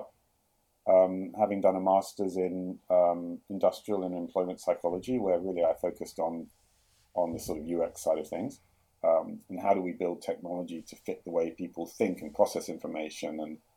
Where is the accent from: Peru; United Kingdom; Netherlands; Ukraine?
United Kingdom; London; moved away as an adult; also born or lived in Jerusalem, Israel / New York, United States; now in Sydney, Australia; I grew up in London, which you probably tell by the accent, but we actually spent 10 years in Israel